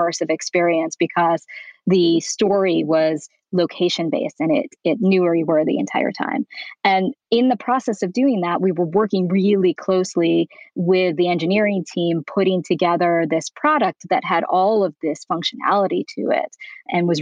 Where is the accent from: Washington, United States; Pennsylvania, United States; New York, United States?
New York, United States; moved away as an adult; now in Beverly Hills, United States; I'm originally from New York